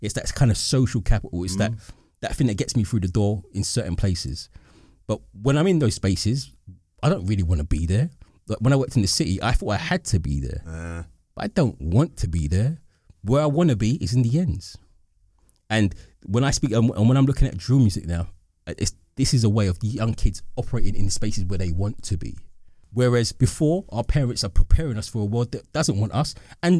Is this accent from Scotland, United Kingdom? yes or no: no; London, United Kingdom; And that's when I say I'm black British, I'm more specific. I'm an East Londoner.